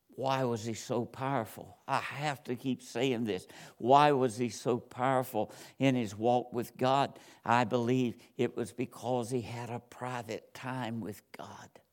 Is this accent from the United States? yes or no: yes; Georgia, United States; moved away; I'm from Georgia, and, uh, I was, was born and raised there